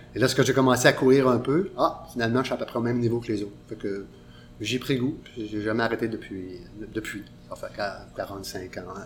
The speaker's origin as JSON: {"language": "French", "town": "Pohénégamook", "region": "Quebec", "country": "Canada", "moved": "as an adult", "lives_now": "Montreal, Canada", "said": "Je viens de Ponegamouk, dans le bois une petite ville où il ce n'y avait pas tellement de choix d'activités sportives à faire"}